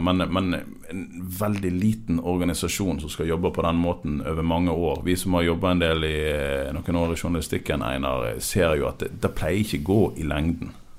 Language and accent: Norwegian; Radøy, Vestland, Norway; Manger IL, som jeg er oppvokst i på Radøy